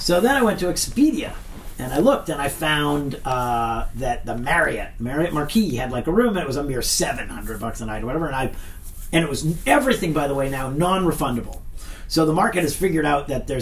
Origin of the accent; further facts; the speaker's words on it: New Hampshire, United States; moved away as an adult; also born or lived in Stanford; home in New Hampshire